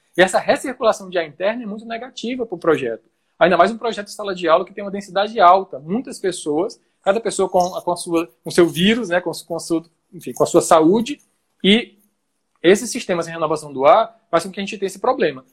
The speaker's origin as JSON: {"language": "Portuguese", "town": "Teresina", "region": "Piauí", "country": "Brazil", "tie": "born or raised there", "moved": "yes", "said": "Teresina, que é minha cidade natal, muito quente, no colégio que eu estudava antes"}